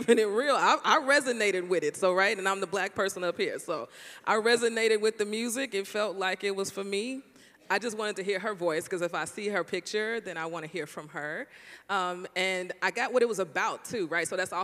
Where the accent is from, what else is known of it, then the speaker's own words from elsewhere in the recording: Chicago, Illinois, United States; I'm from Chicago